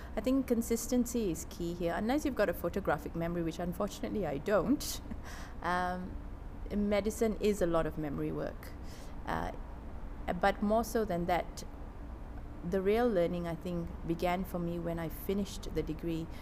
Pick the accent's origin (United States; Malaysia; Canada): Malaysia; moved away; also born or lived in London / Singapore / Melbourne / Sydney; I grew up in Malaysia. Um, my dad was uh, a planter. So we grew up in rural areas around Malaysia